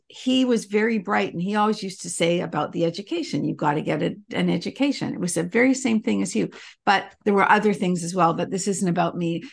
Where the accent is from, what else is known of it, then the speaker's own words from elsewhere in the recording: Canada; also born or lived in England; we moved from England to Canada when I was little